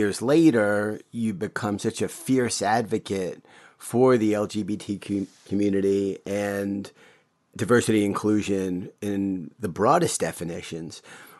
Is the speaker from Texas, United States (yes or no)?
no; New York City, New York, United States; I grew up in Bayside, Queens